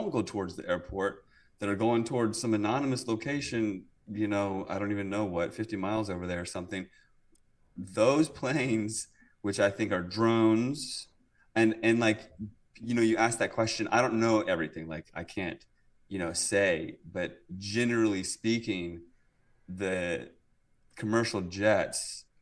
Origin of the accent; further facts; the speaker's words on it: Virginia, United States; moved away; also born or lived in California / British Columbia; I'm from Virginia